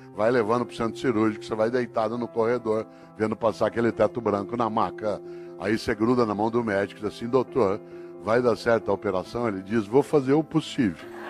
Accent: Brazil; eu sou brasileiro

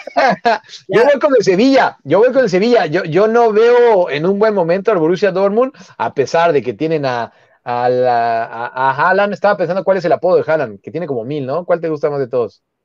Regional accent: Mexico City, Mexico; Yo soy Xochimilca, yo, yo soy de Jardines

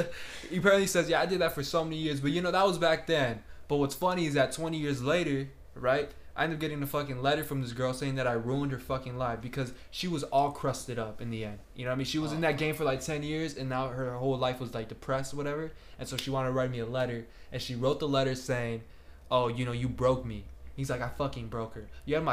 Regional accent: New Jersey, United States; Like, I grew up in New Jersey. I was a piece of shit, basically.

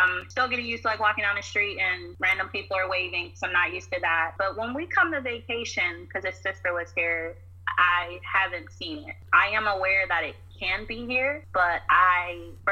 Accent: North Carolina, United States; also born or lived in Pittsburgh, Pennsylvania; now in Virginia, United States; I'm originally from North Carolina

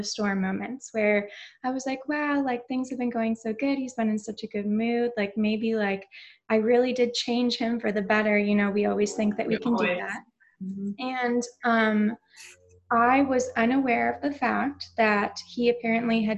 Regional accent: New York, United States; moved away as an adult; now in Orlando, United States; So I'm originally from New York

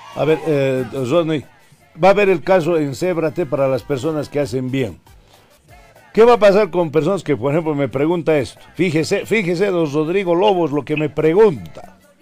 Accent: La Paz, Bolivia; also born or lived in Vallegrande; nací en La Paz, en la maternidad 18 de mayo

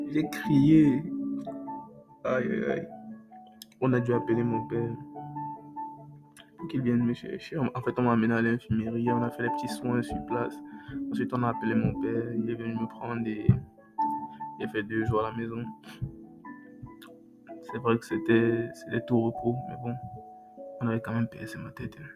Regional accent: Cameroon; chez nous au Cameroun, on a une sauce là qu'on appelle Mongo Chobi.

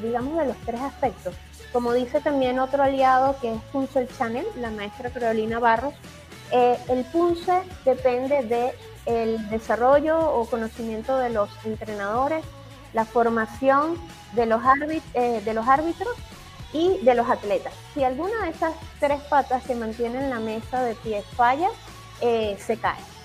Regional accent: Venezuela; como venezolanos

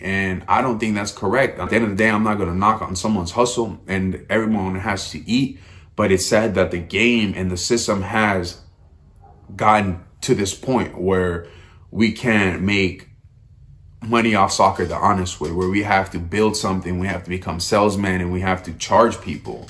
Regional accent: United States; as an American

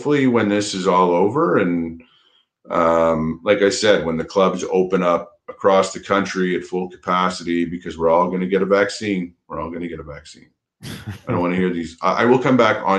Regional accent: Montreal, Quebec, Canada; I grew up in Montreal, and I was a Habs fan my whole life

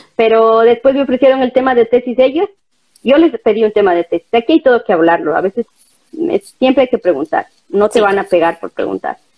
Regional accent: Ecuador; moved away as an adult; also born or lived in Brandenburg an der Havel, Germany; now in Berlin, Germany; Soy ecuatoriana, eh, tengo 31 años, eh, vivo aquí desde el 2016.

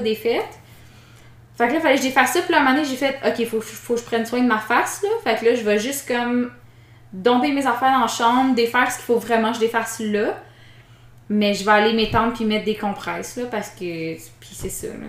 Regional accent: the Mont-Tremblant area, Quebec, Canada; moved away; je viens de là-bas, je veux pas aller dans mon coin

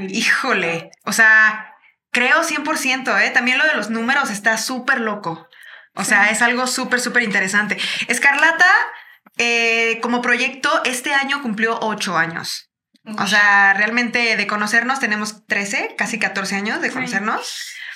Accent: Chiapas, Mexico; now in Mexico City, Mexico; nosotros crecimos en Chiapas

